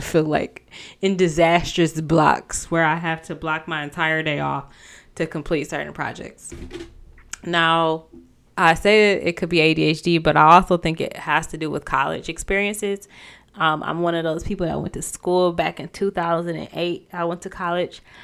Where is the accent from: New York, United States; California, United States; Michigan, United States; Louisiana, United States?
Michigan, United States; moved away as an adult; also born or lived in Ohio; I even moved back, you know, to my hometown